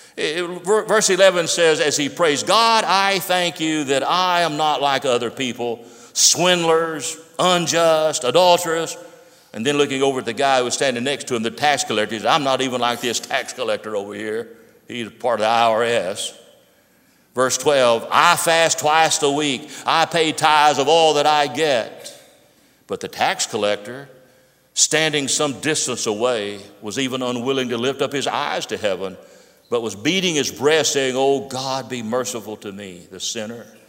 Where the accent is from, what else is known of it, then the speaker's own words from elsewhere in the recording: Pittsburgh, Pennsylvania, United States; When I was growing up in my hometown of Pittsburgh